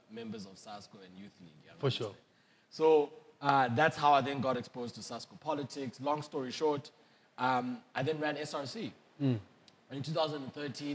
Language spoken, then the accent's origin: English; Bloemfontein, Free State, South Africa; my journey started in Bloemfontein. Born and bred in Bloem.